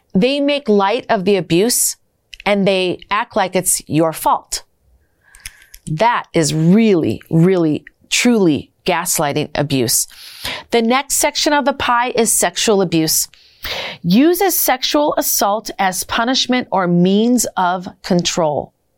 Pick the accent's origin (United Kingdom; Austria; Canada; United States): United States; Minnesota; I'm from Minnesota and I originally was trafficked out of Minnesota